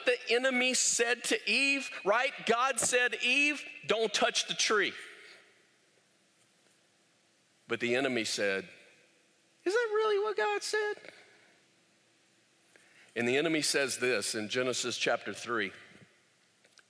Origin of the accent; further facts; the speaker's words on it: United States; we are American, self-made men. American, self-made women